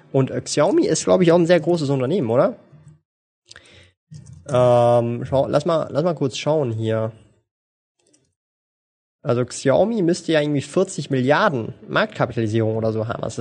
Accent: Switzerland; Ja, natürlich kann ich Schweizerdeutsch. Bin ja Schweizer, meine Güte.

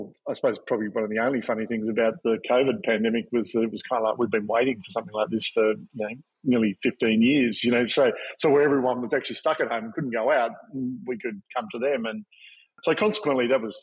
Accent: Victoria, Australia; moved away as an adult; also born or lived in Tasmania / Sydney; I grew up in Victoria and then went to Tasmania to art school

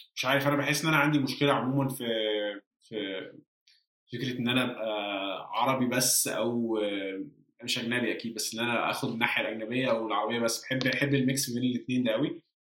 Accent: Egypt; moved away; لو رجعت مصر وعشت في مصر

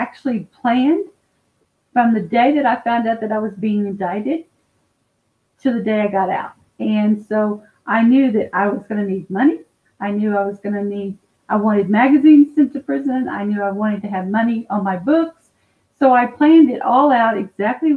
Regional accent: Dallas, Texas, United States; now in Fort Worth, United States; I'm out of Fort Worth, Texas. I was born and raised in Dallas

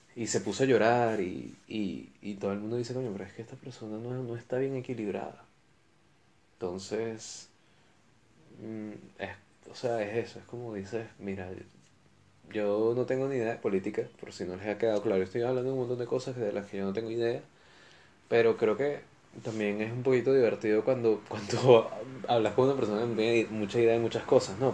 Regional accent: Valencia, Carabobo, Venezuela; moved away; also born or lived in Caracas; Yo, yo soy de Caracas. Lo que pasa es que me llevaron a Valencia cuando, cuando yo era niño

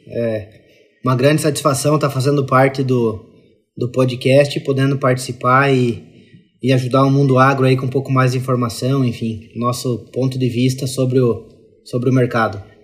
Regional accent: interior of Santa Catarina, Brazil; eu sou do interior de Santa Catarina, então a, a, a realidade agro é presente desde que eu sou criança

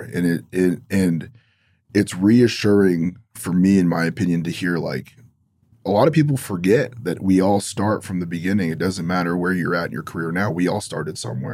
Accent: Los Angeles, California, United States; growing up in Los Angeles

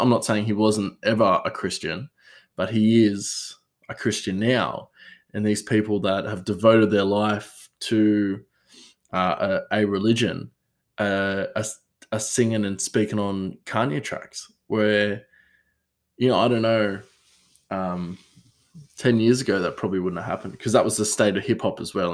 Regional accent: Australia; I'm Australian

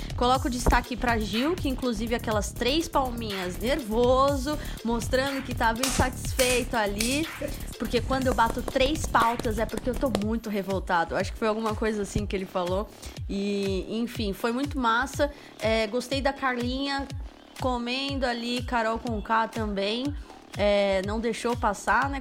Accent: São Paulo, Brazil; como boa paulistana

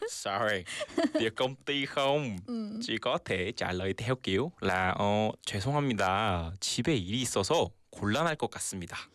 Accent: South Korea; Vietnamese is a second language; mình là một người Hàn Quốc

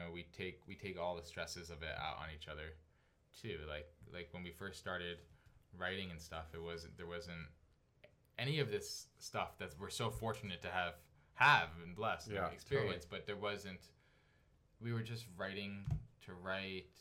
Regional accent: New Jersey, United States; I told them I was from Jersey

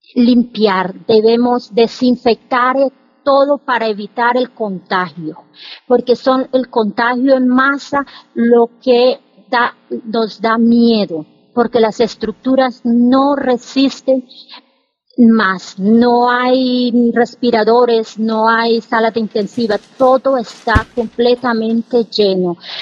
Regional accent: Arauca, Colombia; moved away as an adult; also born or lived in Bucaramanga, Colombia / Brescia area, Italy; now in Italy; Yo soy del departamento de Arauca

